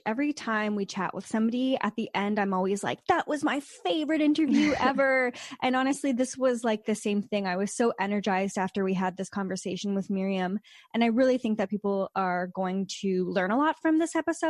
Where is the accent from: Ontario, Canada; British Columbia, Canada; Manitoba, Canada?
Ontario, Canada; Sudbury; also born or lived in Naughton, Ontario; I grew up in Sudbury, Ontario.